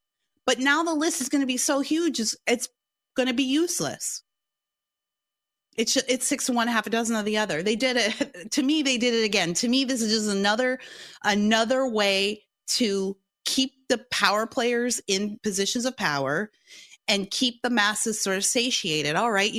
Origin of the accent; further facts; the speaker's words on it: Gary, Indiana, United States; now in Southern California, United States; Cause I'm from Gary. My family's from Gary. We moved here to Southern California from Gary, Indiana.